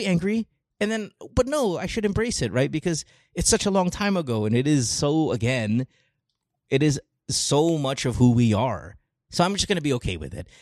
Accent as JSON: {"language": "English", "country": "Philippines", "tie": "born or raised there", "moved": "yes", "lives_now": "United States", "said": "I grew up in the Philippines"}